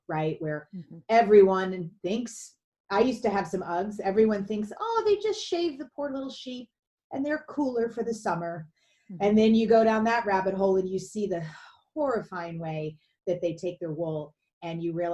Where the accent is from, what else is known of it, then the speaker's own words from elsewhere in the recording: Louisville, Kentucky, United States; I grew up in Kentucky, outside Louisville, Kentucky